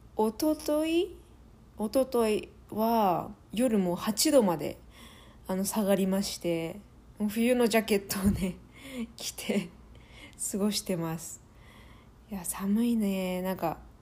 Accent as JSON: {"language": "Japanese", "country": "Japan", "also_born_or_lived": "France", "moved": "as an adult", "lives_now": "Calgary, Canada", "said": "日本人は私だけだったのかな"}